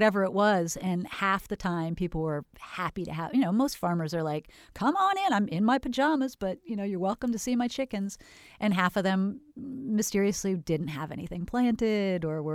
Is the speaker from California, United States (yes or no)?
yes; Northern California, United States; now in Florida, United States; I was from Northern California and moved to Florida